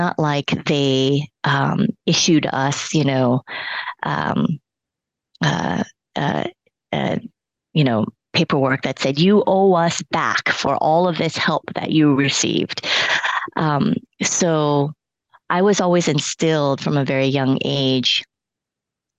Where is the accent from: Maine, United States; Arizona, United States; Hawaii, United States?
Hawaii, United States; first language Cantonese; English is a second language; also born or lived in Hong Kong; I'm born and raised in Hawaii